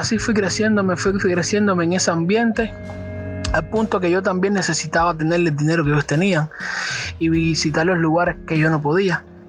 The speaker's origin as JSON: {"language": "Spanish", "country": "Cuba", "said": "Soy de acá de Cuba"}